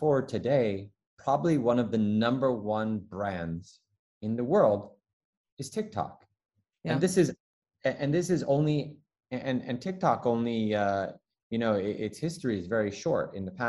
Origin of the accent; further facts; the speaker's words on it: Taipei, Taiwan; when I say, you know, Taipei, and people, no, where are you really from? It's like, well, I'm third generation Chinese born, because my father was born in China, in Tianjin